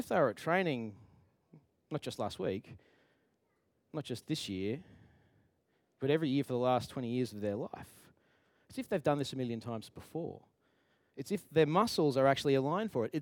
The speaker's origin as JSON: {"language": "English", "region": "Queensland", "country": "Australia", "moved": "yes", "said": "I'm from Queensland"}